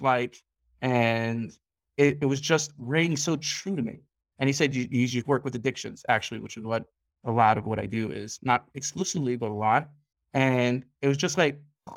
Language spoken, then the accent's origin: English; New York City, New York, United States; moved away as an adult; also born or lived in Five Towns, New York; now in Ramat Beit Shemesh, Israel; I grew up in Staten Island